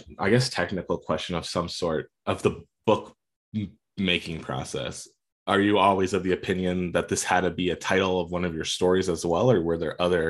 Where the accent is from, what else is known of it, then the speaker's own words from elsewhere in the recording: Pennsylvania, United States; born there; also born or lived in Arizona / Atlanta / Maine; now in Colorado, United States; I was born in Pennsylvania, lived in Arizona, lived in Atlanta, lived in Maine, I'm in Colorado now.